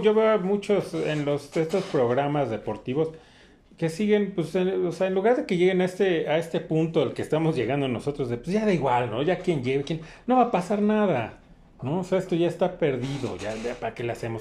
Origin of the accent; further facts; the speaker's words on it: Mexico; soy mexicano